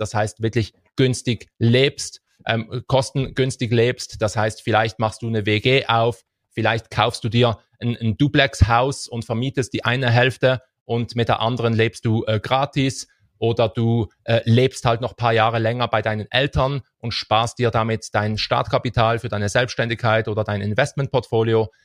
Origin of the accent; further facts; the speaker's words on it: Switzerland; wir haben das riesige Glück, als Schweizer